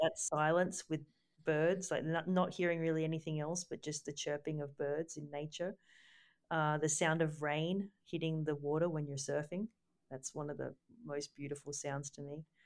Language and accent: English; Gold Coast, Queensland, Australia; moved away as an adult; I grew up on the Gold Coast